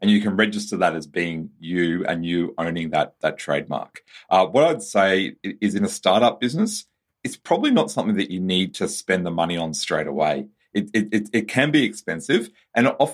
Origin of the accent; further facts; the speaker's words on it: Australia; as an Australian